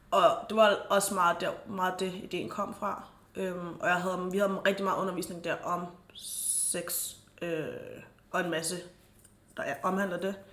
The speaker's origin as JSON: {"language": "Danish", "town": "Frederiksberg", "region": "Capital Region of Denmark", "country": "Denmark", "tie": "born or raised there", "said": "og jeg er født på Frederiksberg, men jeg er fra Gambia oprindeligt."}